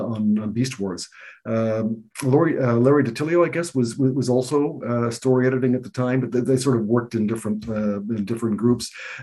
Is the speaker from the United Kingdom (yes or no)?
no; Canada; So I was foisted on Bob to begin with as the token Canadian writer.